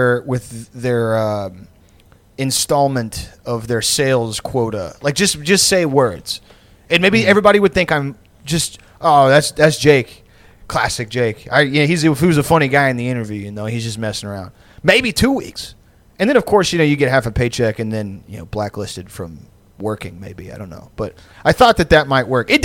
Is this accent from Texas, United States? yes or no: yes; Pasadena, Texas, United States; where I grew up in Pasadena